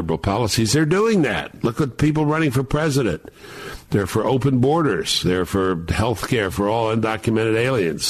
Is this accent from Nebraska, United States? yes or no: no; New York City, New York, United States; We were growing up in Brooklyn